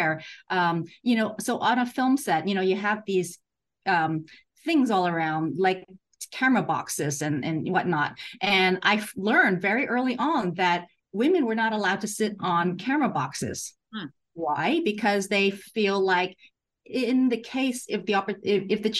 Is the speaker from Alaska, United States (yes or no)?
no; San Francisco, California, United States; moved away as an adult; also born or lived in Hong Kong; now in Hawaii, United States; I grew up in San Francisco